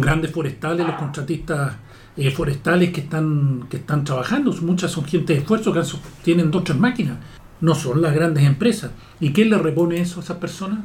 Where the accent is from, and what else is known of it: Chile